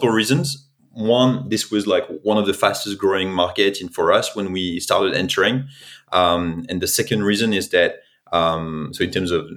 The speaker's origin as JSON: {"language": "English", "country": "France", "accent": "French", "second_language": "English", "said": "I'm originally from France, as you can probably tell by my accent."}